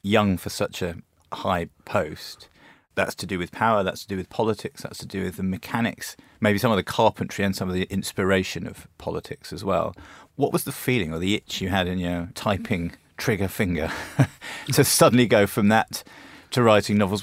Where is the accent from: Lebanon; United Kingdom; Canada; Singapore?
United Kingdom; growing up in Britain in the eighties and nineties